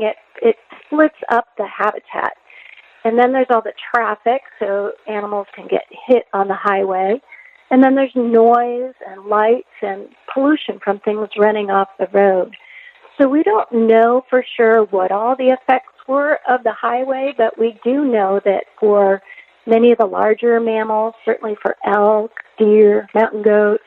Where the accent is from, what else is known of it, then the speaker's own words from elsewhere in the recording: upstate New York, United States; moved away as an adult; also born or lived in New Mexico; now in Ellensburg, United States; I grew up outside a small town in upstate New York